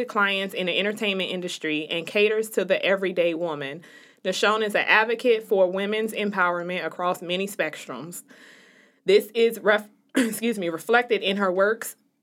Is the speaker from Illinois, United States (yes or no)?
yes; Chicago, Illinois, United States; the people in Chicago. I went to high school with quite a few of them